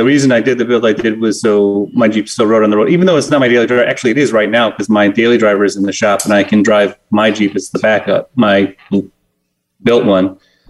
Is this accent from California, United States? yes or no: no; Villa Park, Illinois, United States; moved away; Actually, I'm from the Chicago area. I grew up in Villa Park.